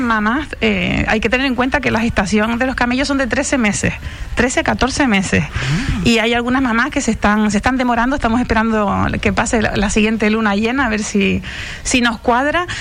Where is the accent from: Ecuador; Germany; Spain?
Spain; Tiscamanita?, Canary Islands; Yo me crié en Guerime, que, que es en el campo puro